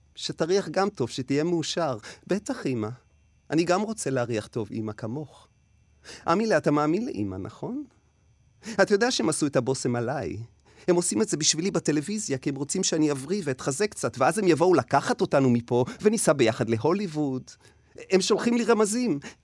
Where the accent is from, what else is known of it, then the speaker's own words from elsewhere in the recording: Negba, Southern District, Israel; הייתי ילד חוץ בקיבוץ. גלתי בקיבוץ נגבה עם ילדי הקיבוץ